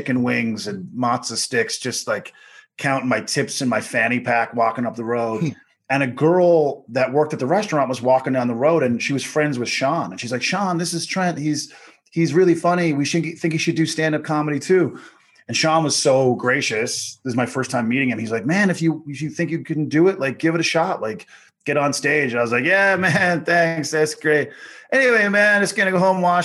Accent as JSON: {"language": "English", "town": "Corner Brook", "region": "Newfoundland and Labrador", "country": "Canada", "tie": "born or raised there", "also_born_or_lived": "Calgary", "moved": "as an adult", "said": "I grew up a black kid in Newfoundland in the 70s, raised by my white grandparents"}